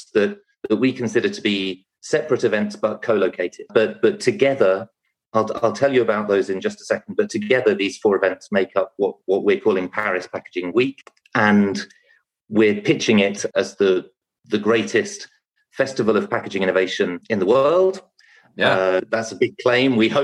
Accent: England, United Kingdom; also born or lived in France / London; I came back to England because I'm British

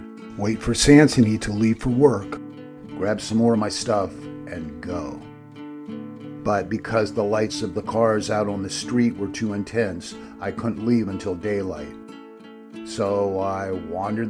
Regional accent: Pennsylvania, United States; moved away; I grew up in Pennsylvania woods that stretched for miles

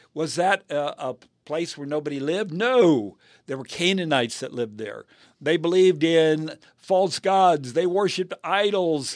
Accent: United States; I am an American and I'm proud of America

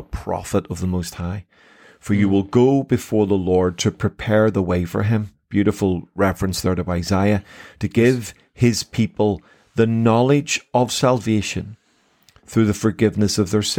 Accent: Belfast, Northern Ireland, United Kingdom; I was raised in Belfast City.

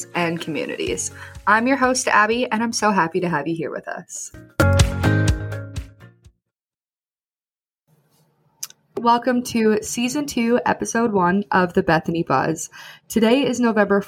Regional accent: Camrose, Alberta, Canada; also born or lived in Edmonton; I grew up in Camrose, so I was so excited when I got to move back

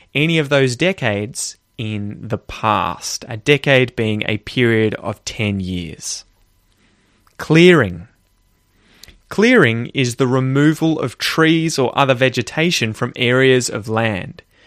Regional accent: Australia; I grew up in Australia

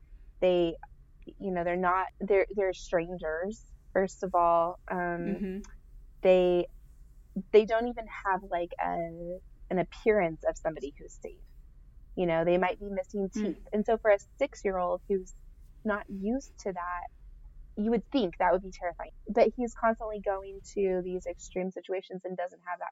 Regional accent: Nebraska, United States; we are from Nebraska

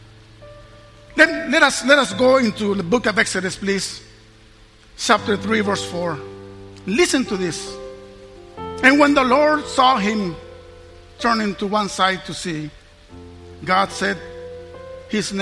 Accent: Mexico; I was raised in Mexico, San Luis, Mexico

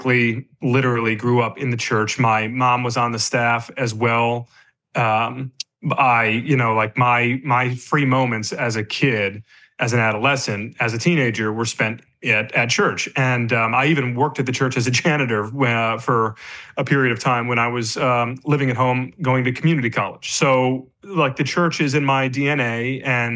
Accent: Michigan, United States; moved away; the church I grew up in Michigan

